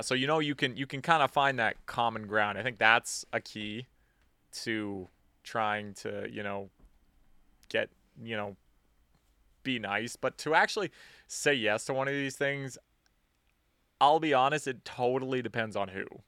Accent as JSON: {"language": "English", "country": "Canada", "said": "We're Canadian."}